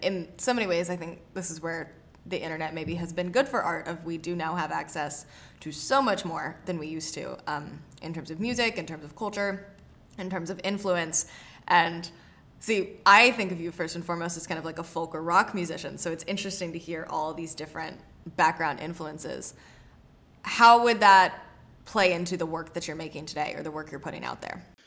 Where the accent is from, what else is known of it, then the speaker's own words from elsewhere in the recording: the South, United States; also born or lived in New York; I grew up in the South